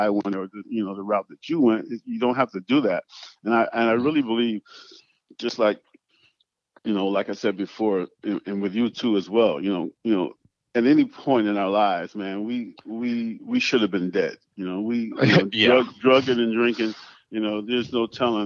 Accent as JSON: {"language": "English", "area": "Penn Yan", "region": "New York", "country": "United States", "tie": "born or raised there", "moved": "yes", "said": "little hometown back in Pinyon, New York"}